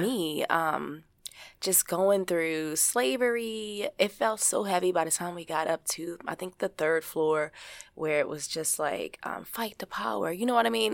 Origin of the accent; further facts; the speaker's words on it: Baltimore, Maryland, United States; growing up in Baltimore, Maryland, as a kid, as a teenager